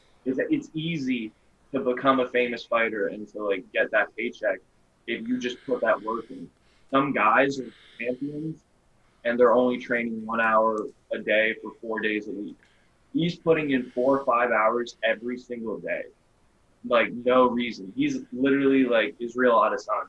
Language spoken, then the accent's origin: English; Saint Petersburg, Russia; now in South Florida, United States; I'm from St. Petersburg